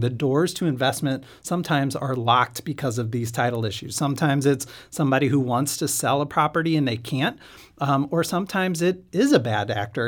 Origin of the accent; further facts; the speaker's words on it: St. Louis, Missouri, United States; also born or lived in Kansas City; I'm from Saint Louis, uh, but went to law school in Kansas City